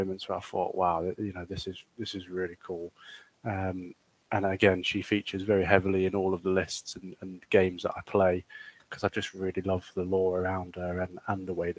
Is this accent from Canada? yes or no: no; United Kingdom; being British